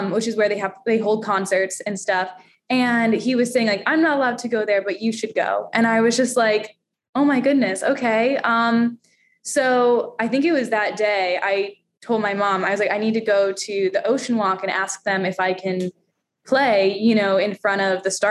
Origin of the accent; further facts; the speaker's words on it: Daytona Beach, Florida, United States; moved away as an adult; now in New York, United States; I grew up in Daytona Beach, Florida